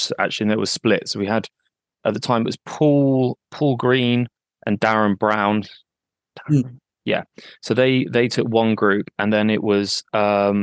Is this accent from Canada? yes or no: no; Exeter, South West England, United Kingdom; also born or lived in Manchester; I'm from Exeter and I now live in a smaller town just outside of Exeter